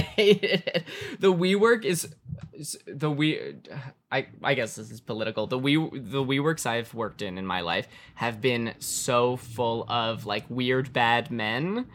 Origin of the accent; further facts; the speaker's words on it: Calabasas, California, United States; I was born and raised in Calabasas, California